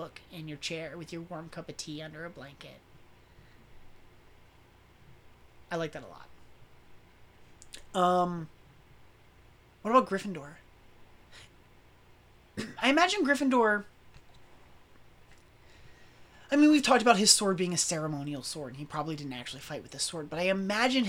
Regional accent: the South, United States; I grew up in the South

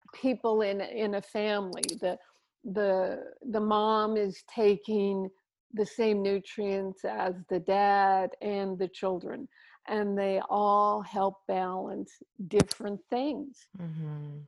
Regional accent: Canada; now in Maui, United States; Here I am in Maui, so far away, but I'm, I'm still a Canadian with my outs and abouts

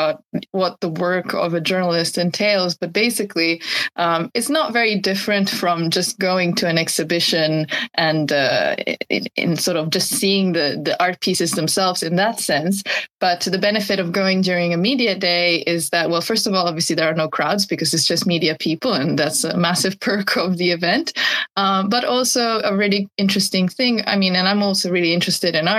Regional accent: Italy; now in Japan; I'm originally from Italy

